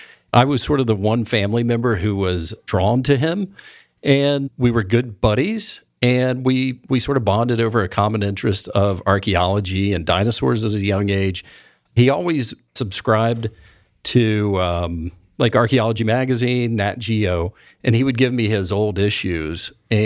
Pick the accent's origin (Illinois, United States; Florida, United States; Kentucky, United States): Kentucky, United States; Well, I grew up in Eastern Kentucky. So being outside of West Virginia, Ohio, or Kentucky was a major culture shock.